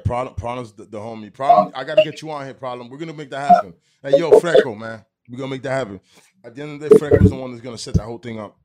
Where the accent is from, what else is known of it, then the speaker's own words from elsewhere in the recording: Union City, New Jersey, United States; now in Weehawken, United States; I'm from Union City. I, I live in Weehawken, but I grew up in Union City